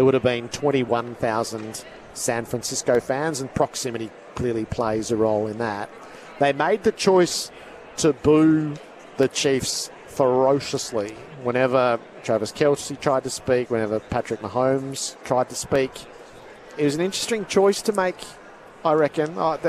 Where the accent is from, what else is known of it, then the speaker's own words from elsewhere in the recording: Craigieburn, Victoria, Australia; From Craigie Byrne. I chose to support the Green Bay Packers for their green and yellow colours, being Aussie.